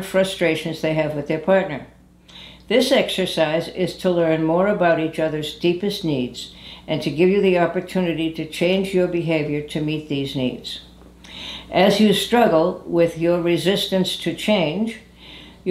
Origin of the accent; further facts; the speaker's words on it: New England, United States; moved away; I'm from New England originally